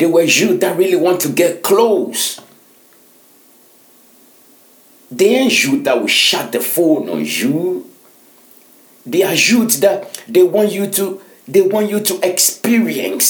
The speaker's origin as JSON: {"language": "English", "country": "Ghana", "moved": "yes", "lives_now": "Finland", "said": "I'm a Ghanaian"}